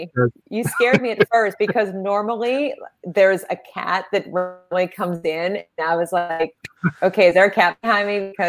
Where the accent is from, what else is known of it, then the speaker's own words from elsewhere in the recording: Pittsburgh, Pennsylvania, United States; And I'll say, I'm from Pittsburgh.